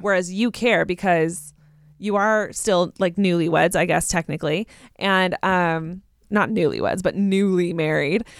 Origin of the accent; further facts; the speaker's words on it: Southern California, United States; I grew up in Southern California.